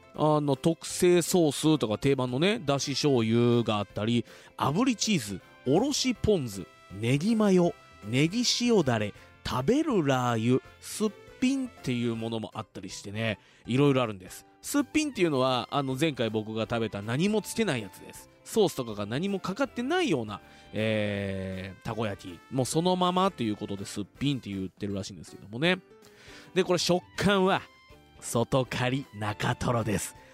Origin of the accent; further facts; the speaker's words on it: Fuji, Shizuoka, Japan; 生まれも育ちも静岡県富士市